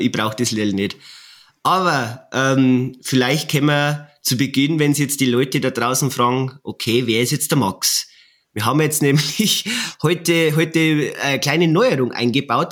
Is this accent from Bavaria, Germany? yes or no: yes; Bavaria, Germany; bei uns in Bayern